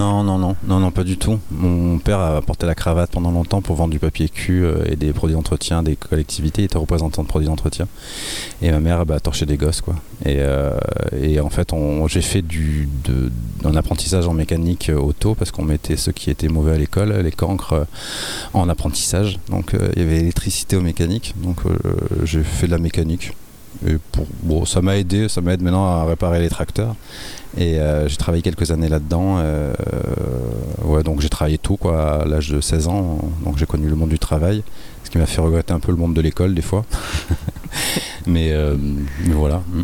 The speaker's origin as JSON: {"language": "French", "town": "Nice", "region": "Provence-Alpes-Côte d'Azur", "country": "France", "said": "je suis de l'Ariane je suis du quartier"}